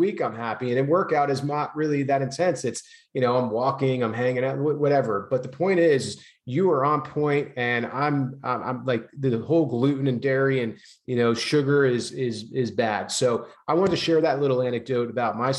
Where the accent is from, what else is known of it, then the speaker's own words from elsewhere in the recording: New Jersey, United States; moved away as an adult; now in California, United States; I grew up having a lot of from New Jersey, Italian family